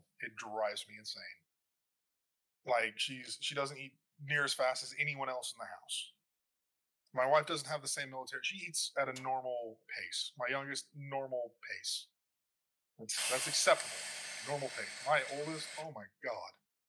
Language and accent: English; Philippines; born there; I was born in the Philippines.